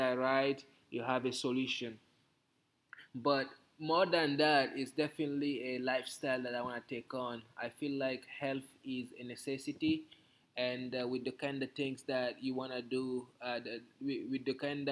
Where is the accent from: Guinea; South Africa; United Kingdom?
Guinea; moved away; also born or lived in Austin, Texas; Growing up in Guinea